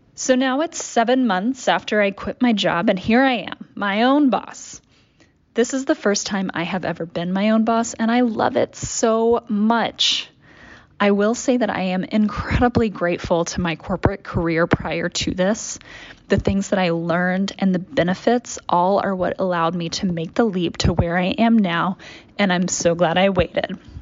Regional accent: Dallas, Texas, United States; I grew up in Dallas, Texas, and this just wasn't a thing for me.

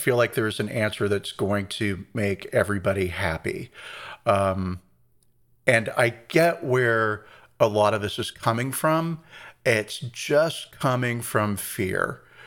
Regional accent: Long Beach, California, United States; I'm from Long Beach, and I say I'm from L

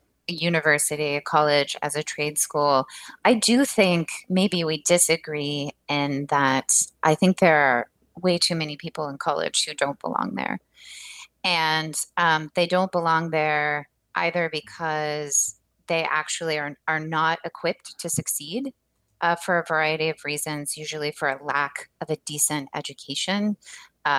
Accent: Rust Belt, United States; moved away; my hometown has been featured in the New York Times for being one of these, you know, Rust Belt American canary in the coal mine sort of places

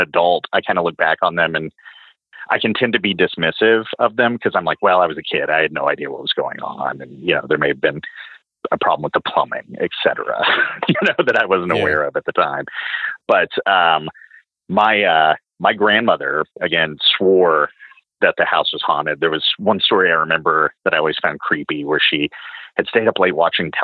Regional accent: Knoxville, Tennessee, United States; my hometown of Knoxville, Tennessee

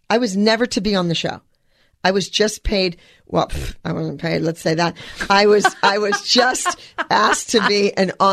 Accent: Los Angeles, California, United States; And I'm from Los Angeles.

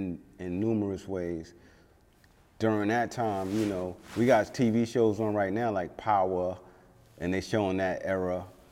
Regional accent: Brooklyn, New York, United States; born there; I was born in Bed-Stuy.

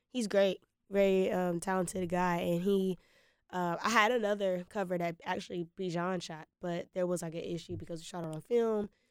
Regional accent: Winston-Salem, North Carolina, United States; I'm from Winston-Salem, North Carolina

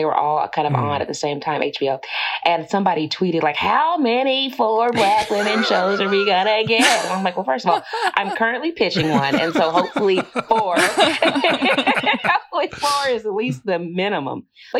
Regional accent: the South, United States; Again, I'm coming from the South. We wore dresses and girdles and stockings in middle school.

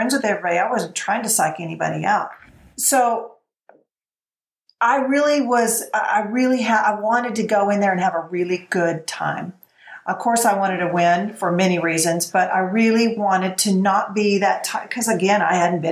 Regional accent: Texas, United States; I'm from Texas and I sell cows and real estate.

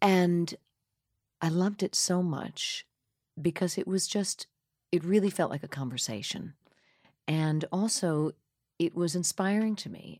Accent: Hauppauge, Long Island, New York, United States; also born or lived in Corona, Queens, New York; I was born in Corona, Queens, uh, where my parents lived. And then we moved out to Hop Hog, Long Island when I was maybe thirteen months old. And I basically went up through the end of sixth grade out there

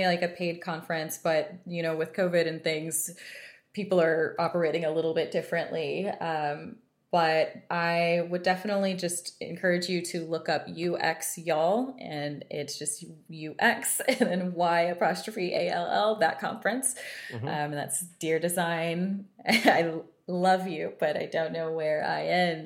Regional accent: Texas, United States; I'm from Texas

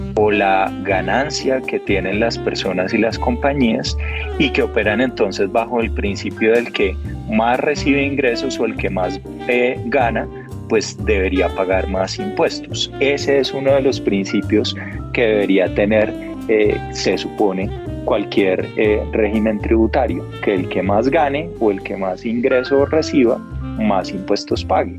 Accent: Colombia; todos como colombianos

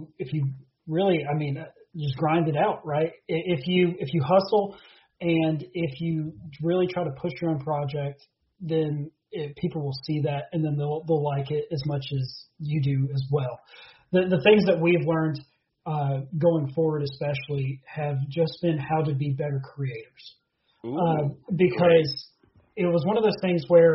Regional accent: Beckley, West Virginia, United States; I'm from Beckley, West Virginia

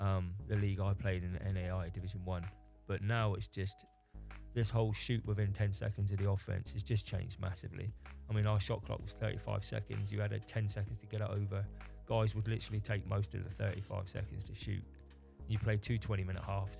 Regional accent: England, United Kingdom; also born or lived in United States; I'm English

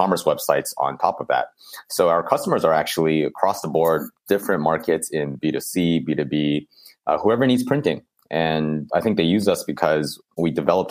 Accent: Bay Area, California, United States; growing up in the Bay Area

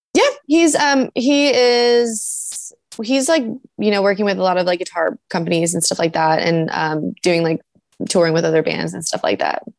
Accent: San Diego, California, United States; also born or lived in Oceanside, California; now in Los Angeles, United States; loved growing up in San Diego

